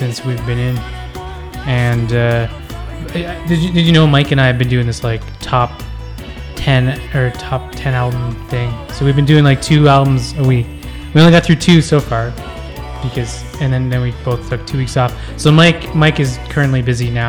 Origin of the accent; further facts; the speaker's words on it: Canada; me and you being Canadian citizens